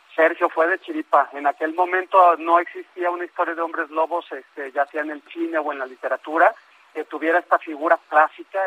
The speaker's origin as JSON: {"language": "Spanish", "country": "Mexico", "said": "siendo un escritor mexicano"}